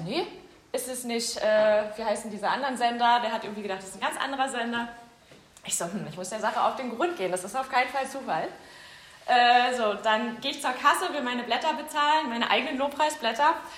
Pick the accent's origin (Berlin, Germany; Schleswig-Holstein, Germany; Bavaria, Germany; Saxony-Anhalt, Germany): Berlin, Germany; ich komme ja aus Weißensee, ich bin auch Urberlinerin